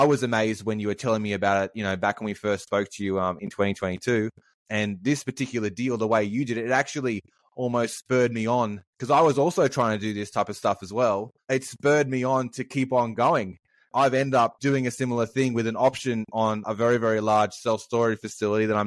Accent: Sydney, New South Wales, Australia; I'm from Sydney as well

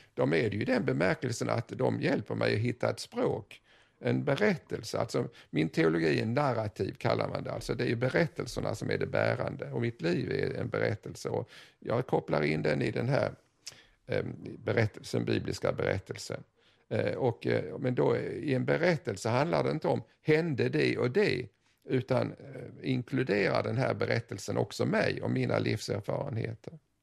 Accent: Sweden; vi som svenskar

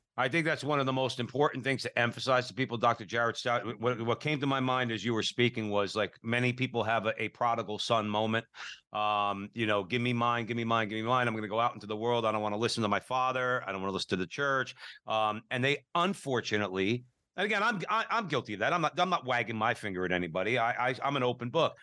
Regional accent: Newark, New Jersey, United States; We grew up in Newark, New Jersey

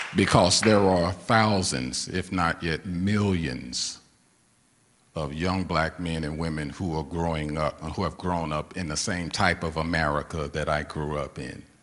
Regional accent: St. Louis, Missouri, United States; I was born and raised in St. Louis, Missouri

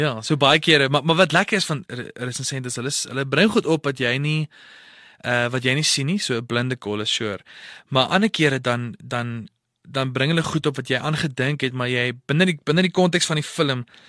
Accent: Potchefstroom, North West, South Africa; Ek het groot geword in Potchefstroom.

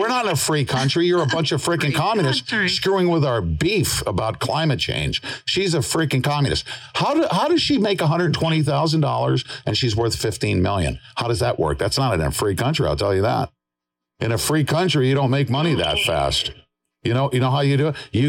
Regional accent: New York, United States; moved away; I'm from, I was born and raised in New York, and thank God, I am not there anymore.

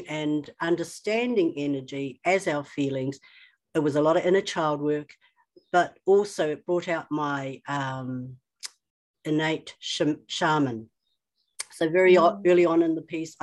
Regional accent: New Zealand; I'm Chinese, but I was born in New Zealand. So right from the outset, I was an oddity, and then I lived in a small town.

